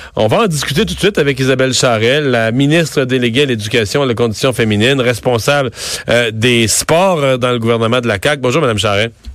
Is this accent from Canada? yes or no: yes; Rivière-du-Loup, Quebec, Canada; je viens de Rivière-du-Loup